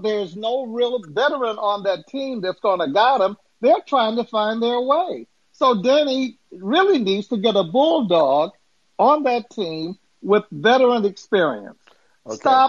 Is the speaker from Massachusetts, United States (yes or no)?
yes; Boston, Massachusetts, United States; now in Los Angeles, United States; I live out in L.A., and I'm from Boston, lived there for many years, and I bleed green.